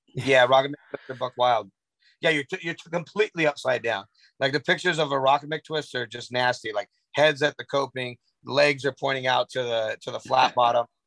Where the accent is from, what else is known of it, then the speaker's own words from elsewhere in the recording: Southern California, United States; I grew up in Southern California